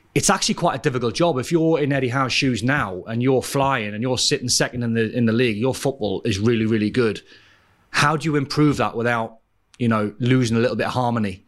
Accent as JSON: {"language": "English", "town": "Newcastle upon Tyne", "region": "North East England", "country": "United Kingdom", "said": "I'm from Newcastle"}